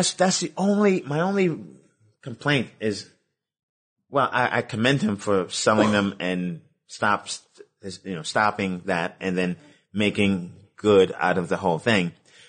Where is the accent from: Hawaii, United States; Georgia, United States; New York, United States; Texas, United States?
New York, United States; New York City; I'm from Brooklyn.